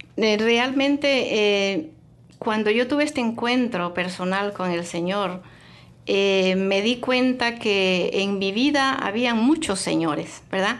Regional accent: Honduras; moved away; yo soy ah, hondureña, eh, llegué aquí hace mucho tiempo, hace ya unos 30 años

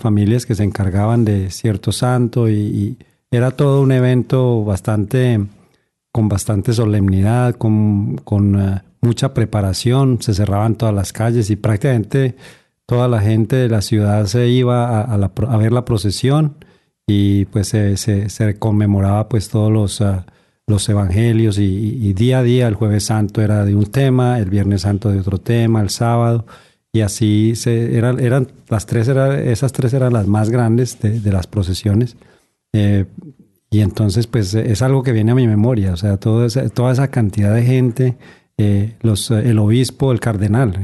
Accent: Pereira, Risaralda, Colombia; moved away; en la ciudad de donde yo vengo, que se llama Pereira

